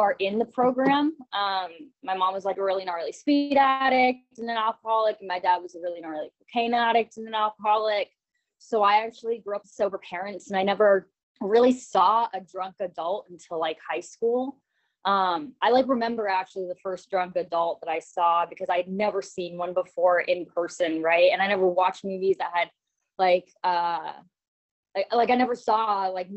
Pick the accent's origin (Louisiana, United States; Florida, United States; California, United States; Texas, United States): California, United States; Orange County; I was born in Orange County